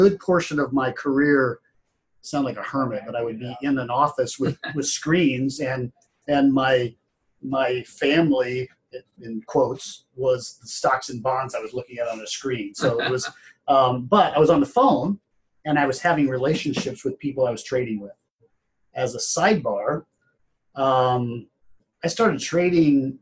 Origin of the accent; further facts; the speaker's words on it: Ottawa, Kansas, United States; also born or lived in Plains, Kansas; now in St. Louis, United States; growing up in Ottawa, but also growing up on the farm in the summers, Plains, Kansas